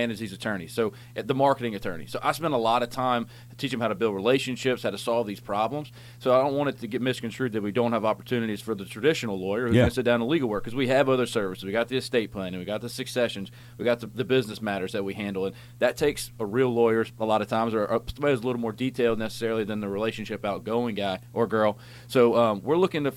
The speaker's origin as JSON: {"language": "English", "town": "Alexandria", "region": "Louisiana", "country": "United States", "said": "I'm from Alexandria"}